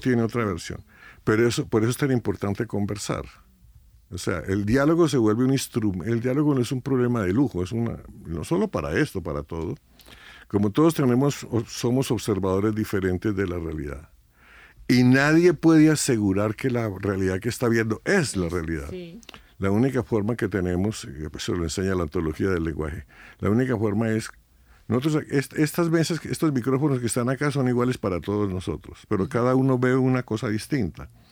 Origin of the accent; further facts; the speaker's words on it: Colombia; Colombia, dicen 50 años, Yo tengo 76 y desde que nací estoy viendo esta locura